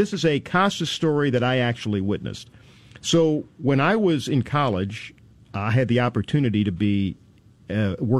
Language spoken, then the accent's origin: English; St. Louis, Missouri, United States; growing up in St. Louis. I was a teenager when he came to St. Louis